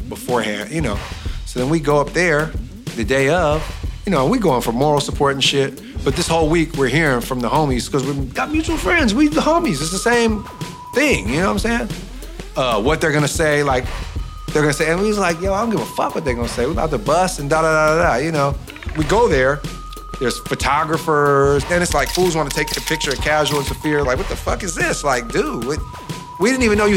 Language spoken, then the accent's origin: English; Oakland, California, United States; we're men from East Oakland who grew up in the worst era of the most dangerous era of East Oakland.